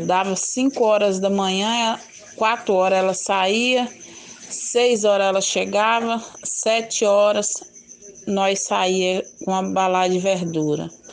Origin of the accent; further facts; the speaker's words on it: Governador Valadares, Minas Gerais, Brazil; also born or lived in São José da Safira, Minas Gerais; Porque eu vim para cá, para Valadares, eu sou de São José de Safira. Eu nasci, eu nasci lá, vim para cá, eu tinha dois anos de idade